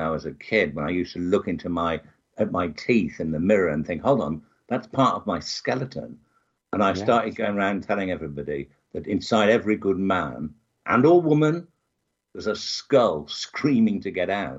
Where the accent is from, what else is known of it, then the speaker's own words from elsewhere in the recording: Birmingham, West Midlands, United Kingdom; Birmingham, which is smack bang in the middle of England.